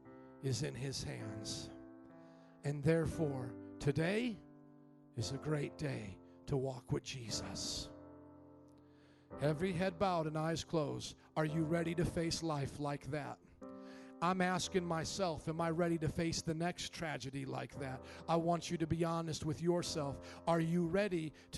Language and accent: English; Indiana, United States; moved away as an adult; also born or lived in New Orleans, Louisiana; I was from the Midwest, very similar to Chicago culture, Indiana